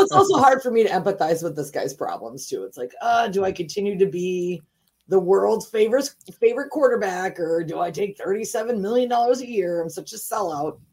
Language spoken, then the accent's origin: English; St. Paul, Minnesota, United States; also born or lived in Virginia; was born in St. Paul